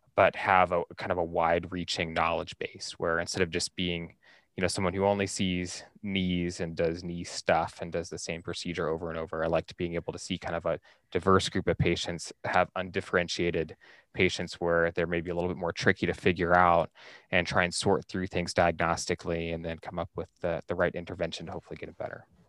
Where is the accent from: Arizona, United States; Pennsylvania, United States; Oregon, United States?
Oregon, United States; Central; moved away as an adult; also born or lived in Salt Lake City, Utah; I'm from Central Oregon originally, so it was always kinda my idea to try and get back to, to Central Oregon